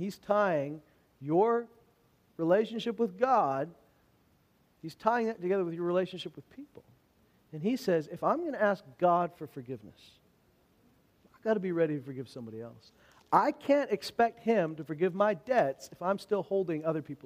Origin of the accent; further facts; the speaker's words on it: Alberta, Canada; I'm from Alberta, and we don't have a lot of opportunities to practice our French